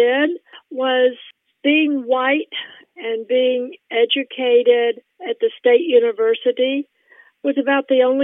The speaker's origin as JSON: {"language": "English", "town": "Memphis", "region": "Tennessee", "country": "United States", "tie": "born or raised there", "also_born_or_lived": "Mississippi", "moved": "as an adult", "said": "I grew up in Memphis, Tennessee, which is pretty much on the border with Mississippi"}